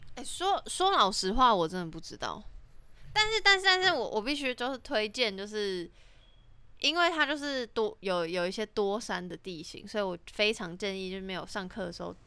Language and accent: Chinese; Taiwan; 我那一届只有我一个台湾人去